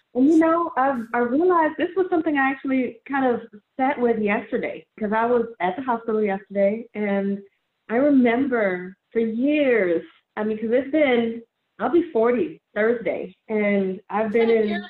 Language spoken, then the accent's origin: English; New Orleans, Louisiana, United States; I'm from New Orleans